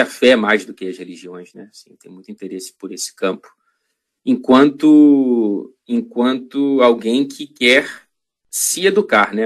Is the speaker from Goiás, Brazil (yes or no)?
no; Rio de Janeiro, Brazil; moved away as an adult; also born or lived in Ouro Preto, Minas Gerais, Brazil; now in Manchester, United Kingdom; Eu nasci em Ouro Preto, Minas Gerais. A família da minha mãe é de lá. Inclusive, minha mãe voltou para lá durante a pandemia, depois de morar décadas no Rio de Janeiro. Mas, enfim, eu vim com ela para o Rio